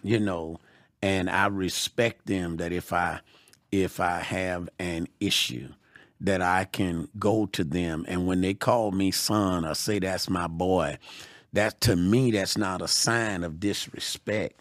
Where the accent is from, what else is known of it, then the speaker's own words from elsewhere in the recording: Georgia, United States; I'm from Georgia